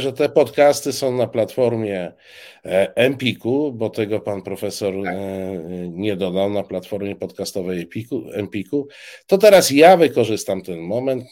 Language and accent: Polish; eastern Poland, Poland; Obaj pochodzimy z, z, z Polski Wschodniej